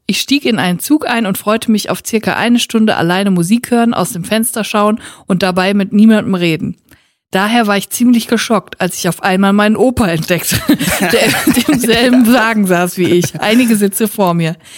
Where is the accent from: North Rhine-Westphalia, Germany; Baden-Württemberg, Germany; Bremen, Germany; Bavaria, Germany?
North Rhine-Westphalia, Germany; Siegen; in Siegen im Gefängnis saß, wo ich herkomme